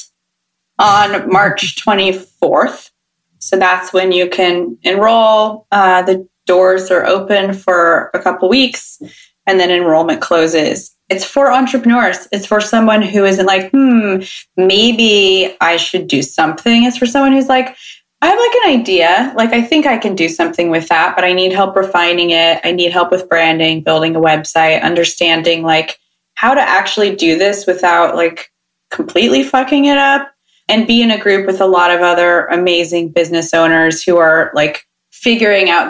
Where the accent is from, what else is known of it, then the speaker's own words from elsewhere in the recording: Sacramento, California, United States; I'm from Sacramento